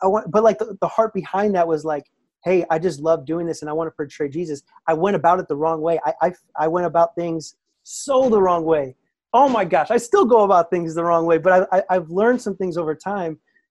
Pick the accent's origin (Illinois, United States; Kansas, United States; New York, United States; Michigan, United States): Illinois, United States; Naperville; I grew up in the Naperville, Aurora area in Illinois